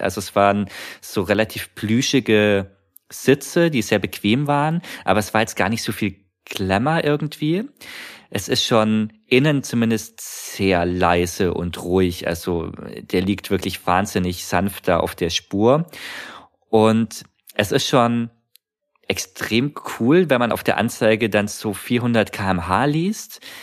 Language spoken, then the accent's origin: German; Munich, Bavaria, Germany; ich bin zu der Zeit in München aufgewachsen